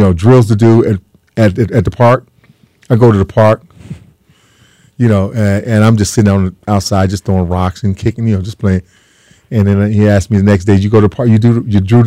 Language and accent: English; San Diego, California, United States; moved away as an adult; San Diego State is right in my backyard because I grew up in San Diego